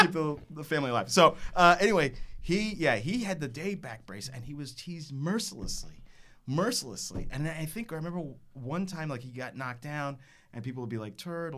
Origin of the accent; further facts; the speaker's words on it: Texas, United States; now in Brooklyn, United States; I was raised in Texas